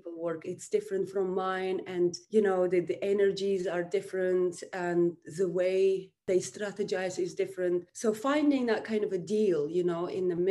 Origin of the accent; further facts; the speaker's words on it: Uzbekistan; moved away as an adult; now in United Kingdom; I'm from Uzbekistan. I came to United Kingdom 2004